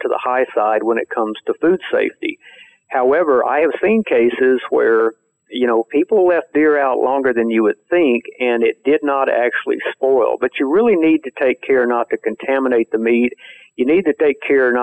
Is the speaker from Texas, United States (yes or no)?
yes; Texas, United States; growing up in Texas, I saw people hang deer